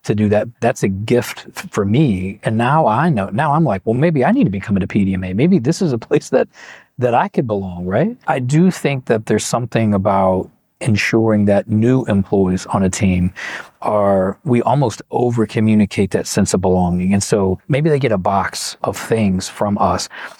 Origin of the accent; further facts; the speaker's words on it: Kentucky, United States; I'm from Kentucky.